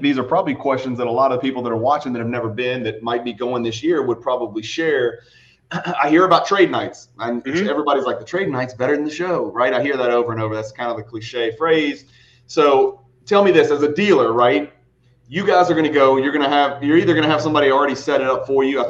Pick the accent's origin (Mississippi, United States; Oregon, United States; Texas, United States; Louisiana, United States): Louisiana, United States; I'm from Louisiana